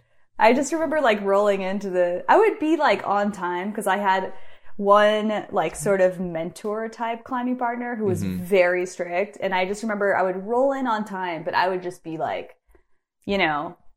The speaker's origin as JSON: {"language": "English", "town": "Bend", "region": "Oregon", "country": "United States", "tie": "born or raised there", "said": "He was also from Bend, born and raised in Bend, like me."}